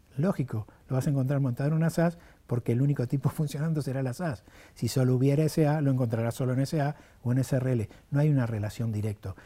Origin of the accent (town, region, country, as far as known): Argentina